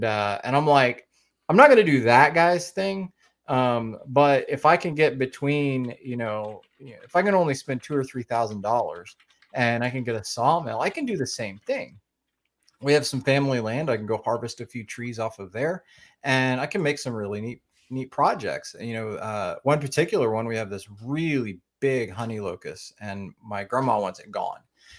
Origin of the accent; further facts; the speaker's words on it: Oklahoma, United States; I'm from Oklahoma, so right smack in the middle of the United States.